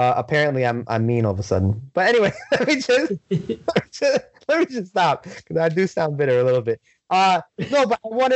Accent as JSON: {"language": "English", "town": "New York City", "region": "New York", "country": "United States", "tie": "born or raised there", "said": "I was born and raised in Brooklyn. I will forever be a Brooklyn kid."}